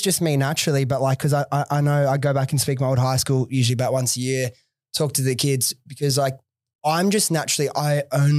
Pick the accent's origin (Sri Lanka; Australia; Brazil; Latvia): Australia; New South Wales; I'm so glad I grew up in like the Southwest, went to public schools.